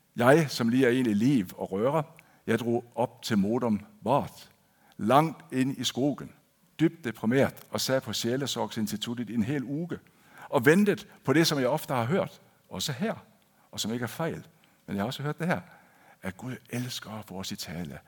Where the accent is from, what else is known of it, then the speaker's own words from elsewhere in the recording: Denmark; first language Danish; moved away as an adult; now in Kristiansand, Norway; jeg er født og opvokset i Danmark.